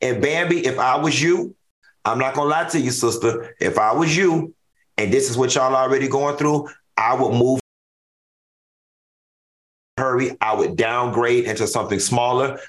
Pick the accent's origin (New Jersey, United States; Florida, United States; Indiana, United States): Florida, United States; Miami; I'm from Miami